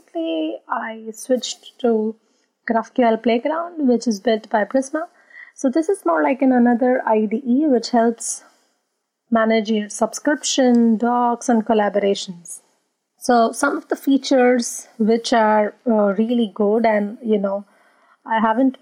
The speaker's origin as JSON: {"language": "English", "country": "India", "moved": "yes", "lives_now": "Berlin, Germany", "said": "I'm originally from India"}